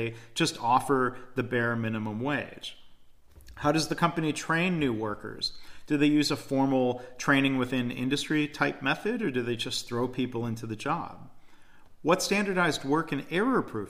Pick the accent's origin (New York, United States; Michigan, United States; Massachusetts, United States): Michigan, United States; I grew up in Michigan